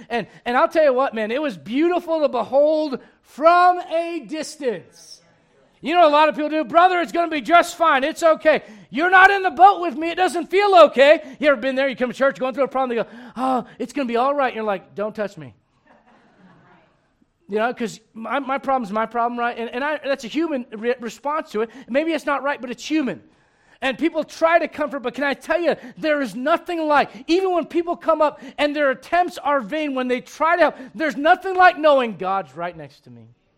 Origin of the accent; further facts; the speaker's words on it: Missouri, United States; I'm from Missouri. Show me.